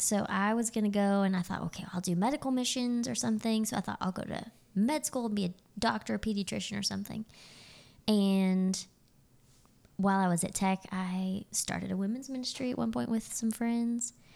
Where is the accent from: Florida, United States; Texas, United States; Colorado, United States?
Texas, United States; Azle; moved away as an adult; now in Nacogdoches, United States; I grew up in Azle, around the Fort Worth area.